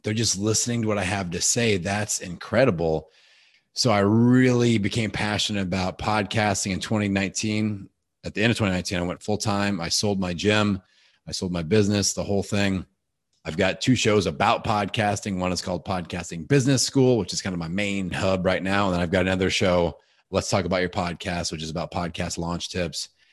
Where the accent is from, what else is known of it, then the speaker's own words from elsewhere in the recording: Bloomington, Indiana, United States; my hometown of Bloomington, Indiana.